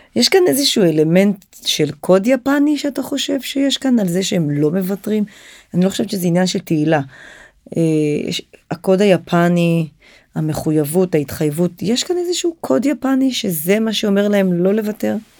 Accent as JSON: {"language": "Hebrew", "country": "Israel", "also_born_or_lived": "Japan", "said": "אנחנו חווינו הרבה מאוד קשיים אה, בלעשות עסקים עם יפן כישראלים"}